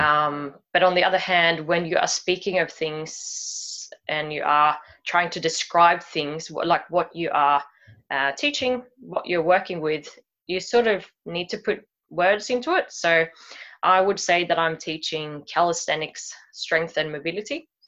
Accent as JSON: {"language": "English", "country": "Sweden", "tie": "born or raised there", "moved": "as an adult", "lives_now": "Sydney, Australia", "said": "I was born in Sweden and I grew up here. I uh, then moved to Sydney uh, when I was about 25 or so."}